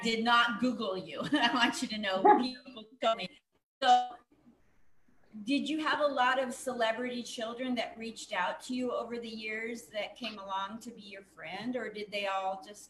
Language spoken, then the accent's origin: English; Portland, United States; also born or lived in New York; now in Las Vegas, United States; I'm from Portland, went to New York twice and lived there. Comic Strip Live, Gladys I'm in, and now I'm in Vegas.